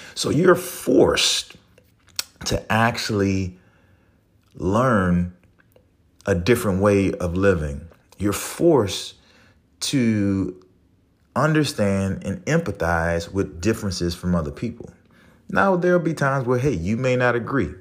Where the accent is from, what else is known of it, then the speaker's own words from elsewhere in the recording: New Orleans, Louisiana, United States; moved away; I'm from New Orleans, so I have a different way of expressing myself